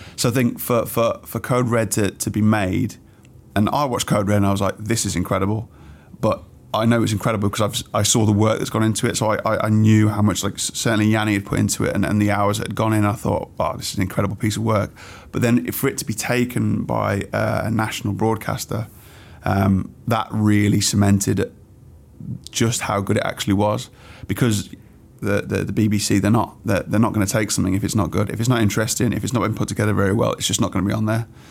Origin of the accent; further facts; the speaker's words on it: Wolverhampton, West Midlands, United Kingdom; I grew up in Wolverhampton, um, a few different areas